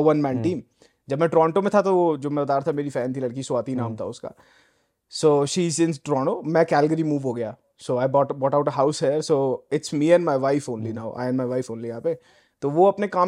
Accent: Delhi, India; moved away as an adult; also born or lived in Noida; now in Canada; delhi born and Delhi born and bread Delhi से typical तो Rohini in fact

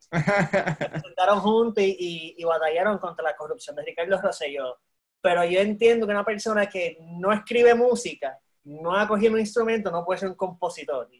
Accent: Puerto Rico; also born or lived in Panama / San Antonio, Texas; yo soy de una generación de puertorriqueños

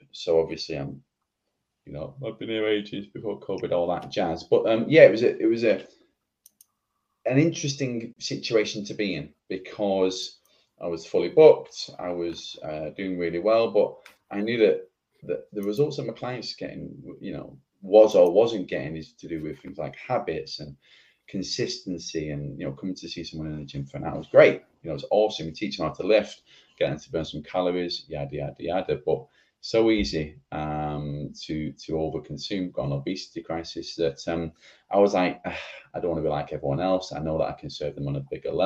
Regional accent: Oldham, North West England, United Kingdom; I am in Oldham, from Oldham. Manchester.

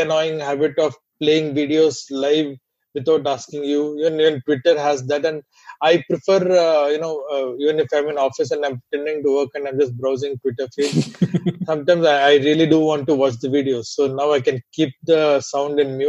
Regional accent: India; accent: Indian; my Indian accent

